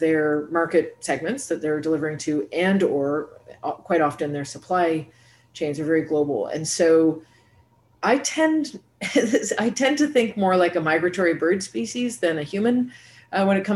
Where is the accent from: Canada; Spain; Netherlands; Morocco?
Canada; also born or lived in New York City / Brazil / Germany; now in Montreal, Canada; So I'm coming to you today from Montreal, Canada, and I'm Canadian